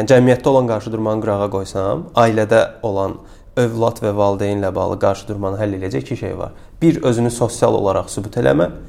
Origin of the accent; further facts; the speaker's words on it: Karabakh, Azerbaijan; biz Qarabağlıyıq